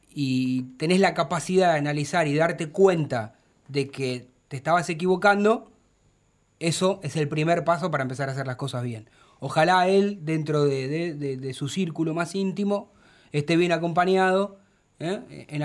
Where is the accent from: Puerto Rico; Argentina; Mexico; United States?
Argentina; Buenos Aires; Yo soy de Villa Soldati